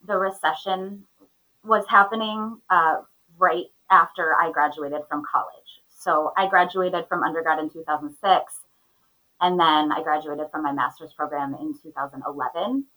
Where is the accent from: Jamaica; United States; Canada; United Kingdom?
United States; Minnesota; I grew up in Minnesota, which is where I live currently